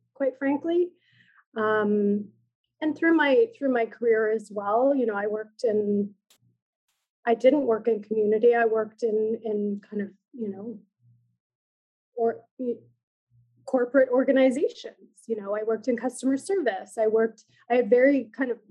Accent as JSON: {"language": "English", "town": "Iqaluit", "region": "Nunavut", "country": "Canada", "tie": "born or raised there", "moved": "yes", "lives_now": "Toronto, Canada", "said": "I'm an urban Inuk, but I grew up in community on Baffin Island in Iqaluit, with my community on my motherland."}